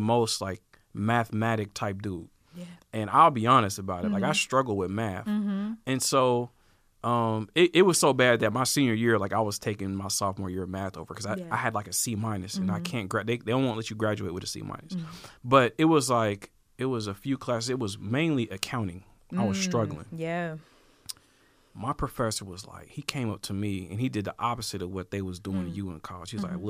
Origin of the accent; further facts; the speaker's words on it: Portland, United States; moved away as an adult; also born or lived in Houston, Texas; growing up in Portland